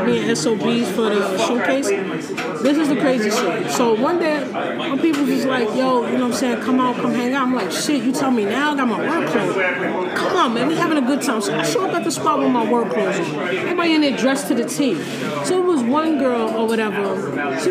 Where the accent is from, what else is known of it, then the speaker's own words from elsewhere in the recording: New York City, New York, United States; I'm from East New York, Brooklyn